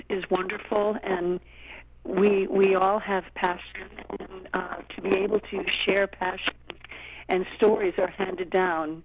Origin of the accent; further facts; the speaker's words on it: Tulsa, Oklahoma, United States; moved away; also born or lived in St. Louis, Missouri; I'm from Oklahoma, Tulsa